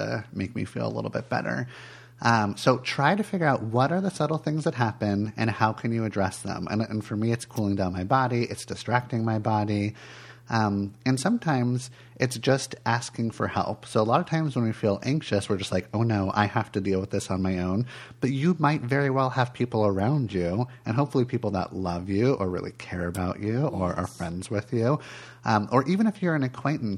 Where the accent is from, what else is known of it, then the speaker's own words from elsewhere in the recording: California, United States; moved away; I grew up in California